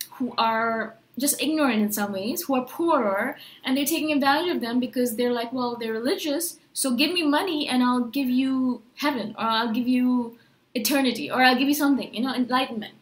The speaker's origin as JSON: {"language": "English", "country": "India", "tie": "born or raised there", "said": "I was born in India. My parents are Indian, and they're Hindus and so, you know, we went to temples"}